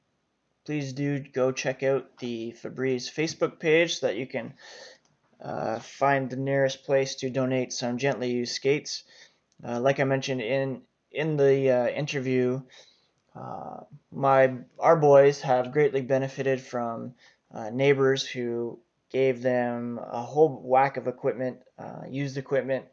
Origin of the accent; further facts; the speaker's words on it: Canada; as a Canadian